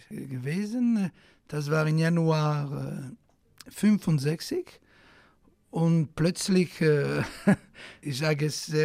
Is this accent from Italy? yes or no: yes; Italy; German is a second language; In Italien auch, wo äh, ich bin Italiener geblieben, aber äh, bevor dass ich in Frankreich berühmt war, wollten die Italiener mich nicht hören.